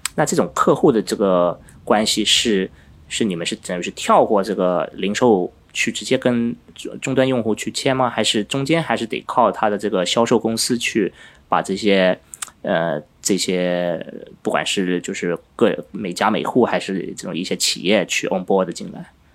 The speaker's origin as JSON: {"language": "Chinese", "country": "Finland", "tie": "born or raised there", "moved": "yes", "said": "我因为在芬兰长大"}